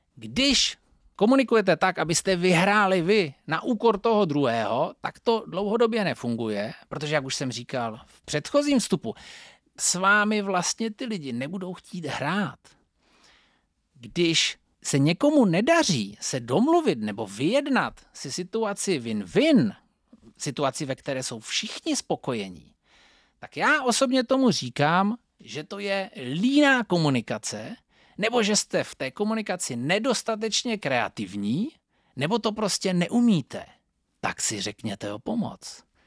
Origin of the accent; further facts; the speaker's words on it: Northern Moravia, Czechia; Pocházím ze Severní Moravy